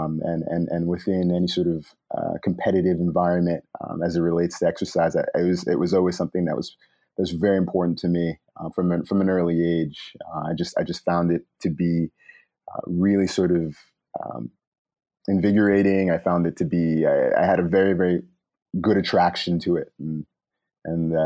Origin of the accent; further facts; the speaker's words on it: New York City, New York, United States; also born or lived in Long Island; I spent much of my formative years in the Brooklyn and Long Island area.